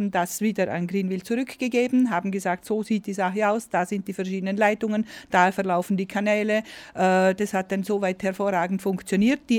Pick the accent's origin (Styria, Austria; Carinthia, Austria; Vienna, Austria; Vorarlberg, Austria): Vorarlberg, Austria; weil die äh, Baufirmen bei uns in Vorarlberg weiterbauen durften.